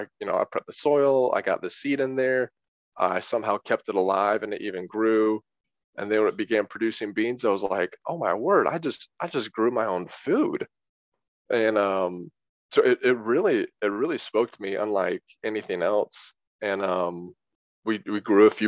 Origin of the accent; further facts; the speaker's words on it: Peachtree Corners, Georgia, United States; I grew up in Peachtree Corners, Georgia